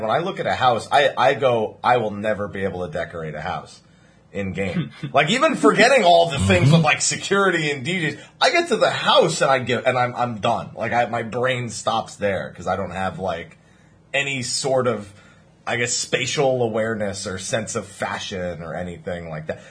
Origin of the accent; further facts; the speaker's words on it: New Jersey, United States; I'm from New Jersey